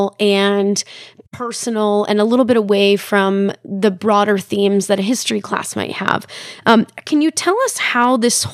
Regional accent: United States; as an American

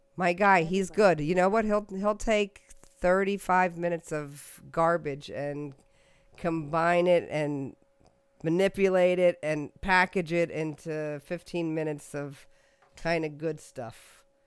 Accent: United States; I was from the United States

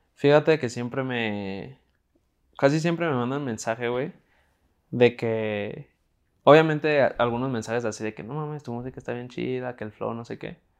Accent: Guadalajara, Jalisco, Mexico; tengo 19 años, soy de Guadalajara

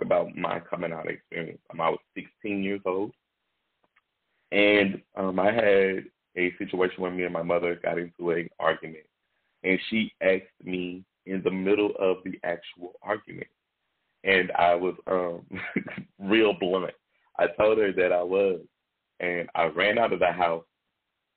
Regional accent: Shreveport, Louisiana, United States; I am from Shreveport, Louisiana. I'm born and raised

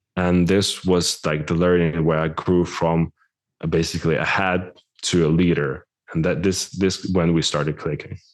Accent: Ukraine; moved away; I'm originally from Ukraine

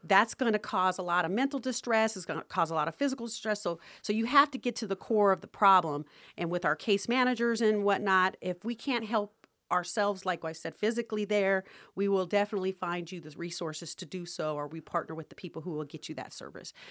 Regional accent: Las Vegas, Nevada, United States; I grew up in Las Vegas

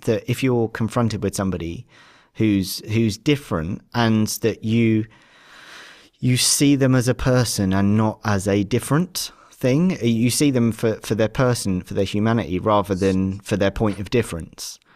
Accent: Devon, South West England, United Kingdom; I've grown up in a very white centric, um, lower middle class um, environment, kind of where I grew up down in Devon

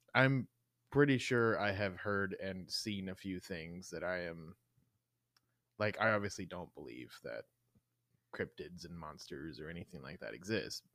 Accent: Mississippi, United States; also born or lived in Kansas City; now in Wichita, United States; I grew up in Mississippi

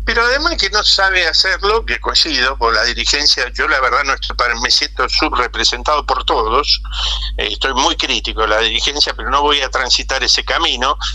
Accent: Argentina; moved away; nos reflejamos los argentinos

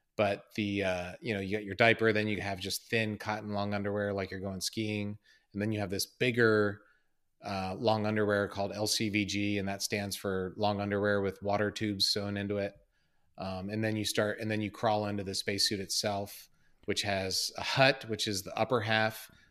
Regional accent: Columbia, Maryland, United States; I'm from Maryland, from Columbia, Maryland

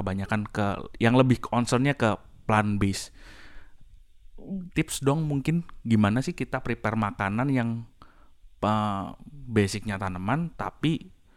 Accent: Semarang, Central Java, Indonesia; Saya dari Semarang.

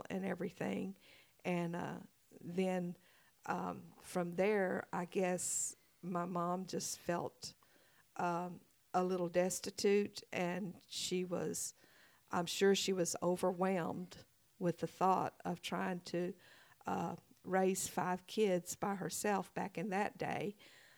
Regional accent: Vinton, Louisiana, United States; also born or lived in Indiana / Jonesboro, Arkansas; now in Paragould, United States; I was born in Vinton, Louisiana. It sits right on the borderline of Orange, Texas

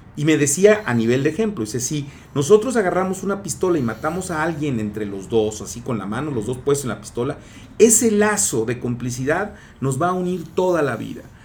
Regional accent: Mexico; como somos mexicanos

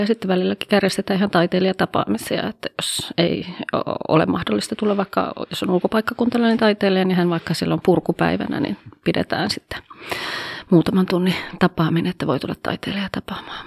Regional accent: Oulu, North Ostrobothnia, Finland; also born or lived in Haukipudas, Finland / Coventry, England; Täältä olen kotoisin

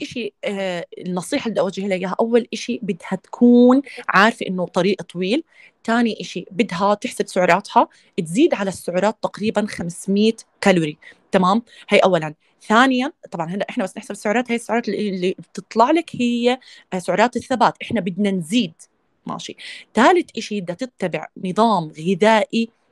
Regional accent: Jordan; انا اردنيه

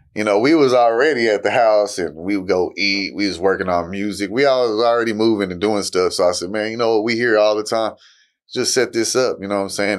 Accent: Fort Worth, Texas, United States; I'm from Fort Worth, Texas

